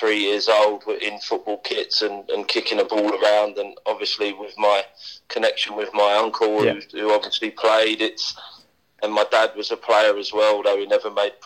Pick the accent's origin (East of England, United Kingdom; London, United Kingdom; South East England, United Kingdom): London, United Kingdom; Wembley; moved away; also born or lived in Shrewsbury; I went to school about 300 yards from Wembley Stadium, and I grew up in Wembley